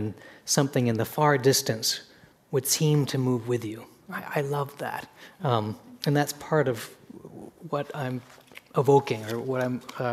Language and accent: English; Seattle, Washington, United States; growing up in Seattle, the mountain was of the whole fabric in which my sister and I grew up